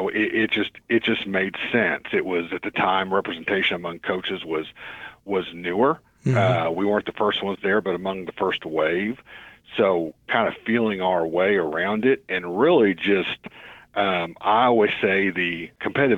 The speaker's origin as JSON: {"language": "English", "town": "Tulsa", "region": "Oklahoma", "country": "United States", "tie": "born or raised there", "said": "growing up in Tulsa, I was known as the high school kid who coached all the youth league basketball teams"}